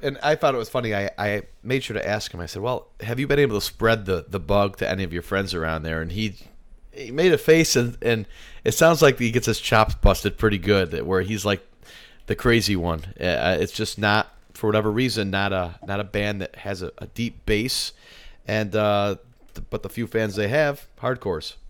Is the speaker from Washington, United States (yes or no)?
no; Little Falls, New York, United States; moved away; my hometown of Little Falls, New York